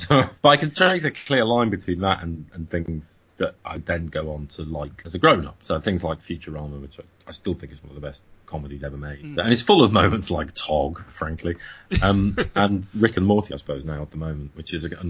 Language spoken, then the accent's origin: English; United Kingdom; as a British person